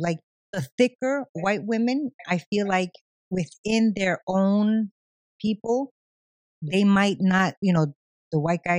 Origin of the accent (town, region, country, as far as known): New York City, New York, United States; moved away; also born or lived in Long Island